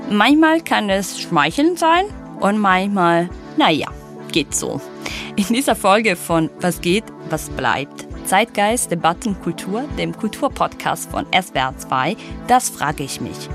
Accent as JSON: {"language": "German", "country": "Italy", "second_language": "German", "moved": "yes", "lives_now": "Germany", "said": "ich glaube, du und ich auch als Italiener oft damit konfrontiert sind in Deutschland."}